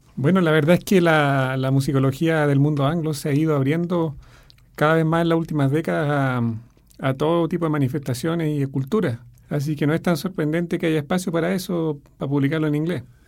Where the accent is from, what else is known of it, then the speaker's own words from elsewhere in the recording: Chile; soy el primer chileno en publicar en ese editorial